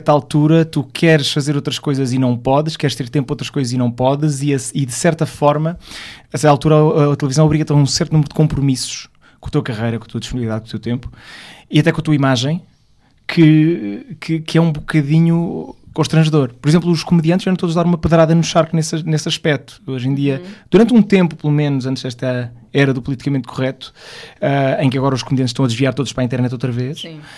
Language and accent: Portuguese; Porto, Norte, Portugal; now in Lisbon, Portugal; quando nós viemos do Porto para Lisboa, porque eu sou portuense